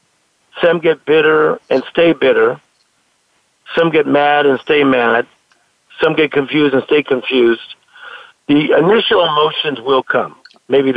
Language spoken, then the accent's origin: English; Compton, California, United States; I grew up in Compton, California